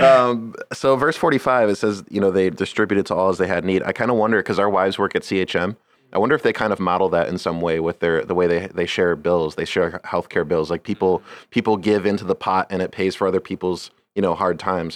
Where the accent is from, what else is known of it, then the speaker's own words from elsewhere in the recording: Scranton, Pennsylvania, United States; where I grew up, s, um, Scranton is ni-, is very, very Catholic